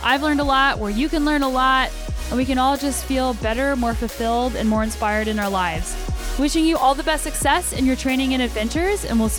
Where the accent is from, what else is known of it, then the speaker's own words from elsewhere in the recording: Albuquerque, New Mexico, United States; moved away as an adult; also born or lived in Colorado; now in Canada; I'm originally from Albuquerque, New Mexico. I lived there until I was about 22 years old, and then I moved to Boulder, Colorado for grad school, and I lived in Colorado for about eight years before moving up to Canada.